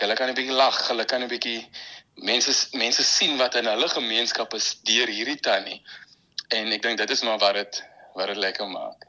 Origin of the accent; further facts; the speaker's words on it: Malmesbury, Western Cape, South Africa; also born or lived in Stellenbosch; Ek is van Mamasbury.